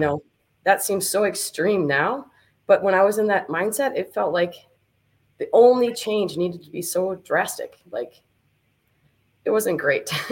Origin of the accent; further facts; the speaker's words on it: New Richmond, Wisconsin, United States; I grew up in New Richmond, uh, New Richmond, home of the Tigers